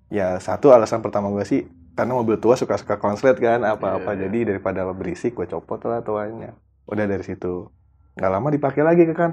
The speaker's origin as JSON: {"language": "Indonesian", "region": "Jakarta", "country": "Indonesia", "said": "gue Betawi kan"}